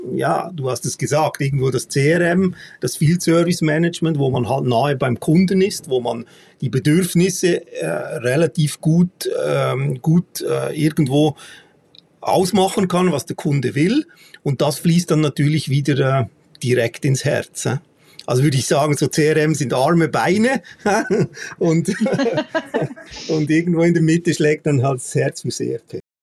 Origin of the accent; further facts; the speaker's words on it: Switzerland; bei uns in der Schweiz